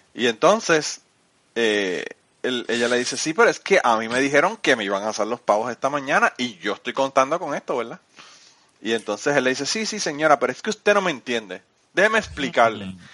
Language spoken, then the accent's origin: Spanish; Utuado, Puerto Rico; yo soy de Utuado, pero nosotros, nosotros somos del pueblo